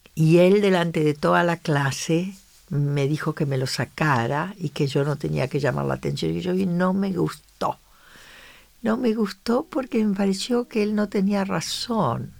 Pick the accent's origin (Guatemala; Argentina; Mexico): Argentina; yo desde que me fui de Argentina